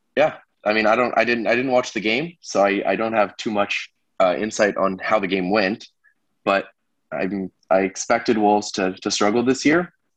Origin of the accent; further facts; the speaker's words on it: United States; as an American